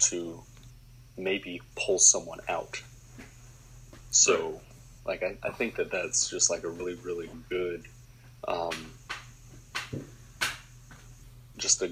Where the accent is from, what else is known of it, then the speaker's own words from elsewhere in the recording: Southwest Georgia, United States; I'm from Southwest Georgia